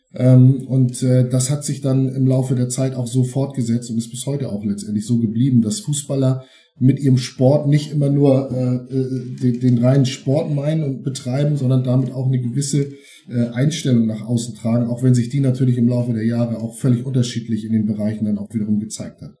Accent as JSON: {"language": "German", "town": "Eutin", "region": "Schleswig-Holstein", "country": "Germany", "tie": "born or raised there", "said": "geboren 1972 in Eutin"}